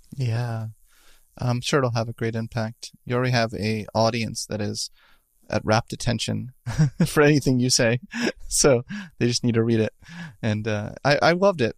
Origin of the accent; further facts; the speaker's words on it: Philadelphia, Pennsylvania, United States; I'm from Philadelphia too